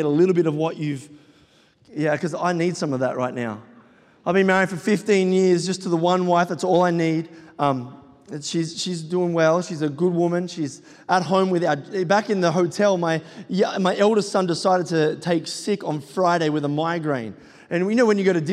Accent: Sydney, New South Wales, Australia; I am from Sydney, Australia

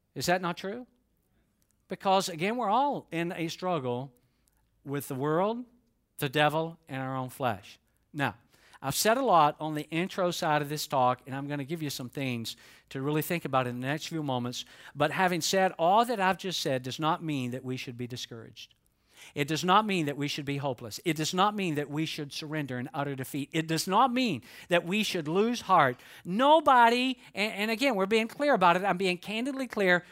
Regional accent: Georgia, United States; Even though I am from Georgia, I can talk quickly when I need to.

